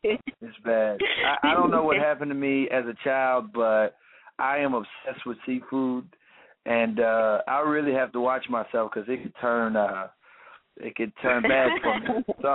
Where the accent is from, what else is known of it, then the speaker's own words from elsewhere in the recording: Tampa, Florida, United States; also born or lived in St. Petersburg / Illinois; I'm from Tampa, Florida. Tampa, Florida. Yes, indeed. I was born in St. Petersburg, which is a city right underneath Tampa. I was raised in a military family, so we moved around. We went to Illinois.